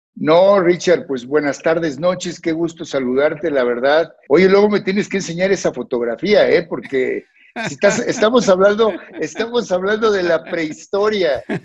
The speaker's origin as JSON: {"language": "Spanish", "country": "Mexico", "said": "a mí me había tocado vivir crisis en mi país"}